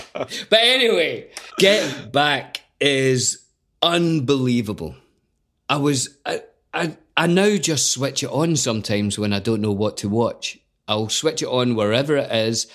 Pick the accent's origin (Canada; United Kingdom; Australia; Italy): United Kingdom; Scotland; a Scottish actor